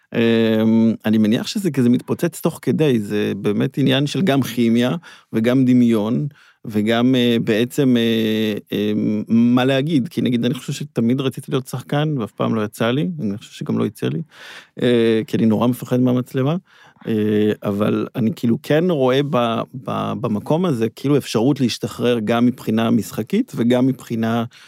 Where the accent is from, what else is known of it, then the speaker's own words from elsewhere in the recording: Herzliya, Tel Aviv District, Israel; גדלנו בהרצליה